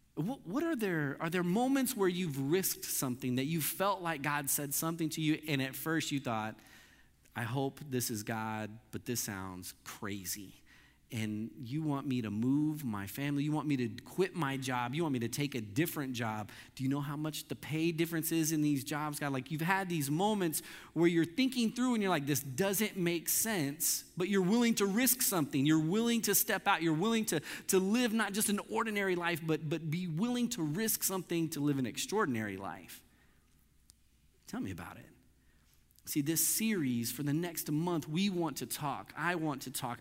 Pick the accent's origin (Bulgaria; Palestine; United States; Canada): United States; Missouri; I grew up in Missouri